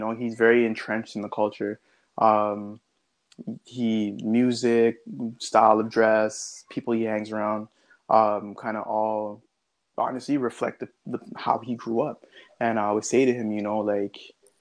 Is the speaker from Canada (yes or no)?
yes; Scarborough, then South Oshawa, Ontario, Canada; I grew up in Scarborough, then I moved out to South Oshawa